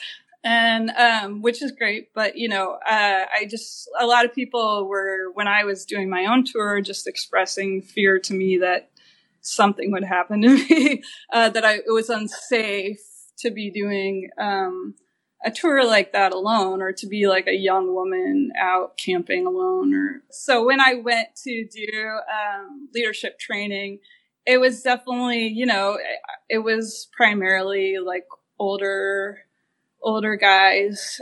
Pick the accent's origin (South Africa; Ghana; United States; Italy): United States; Kansas; moved away as an adult; also born or lived in Portland, Oregon; I grew up in Kansas